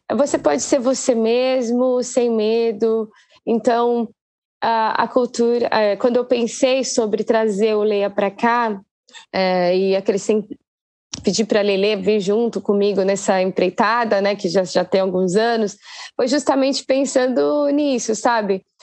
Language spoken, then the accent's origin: Portuguese; Guarulhos, São Paulo, Brazil; guarulhense assim, meio apaixonada pela cidade.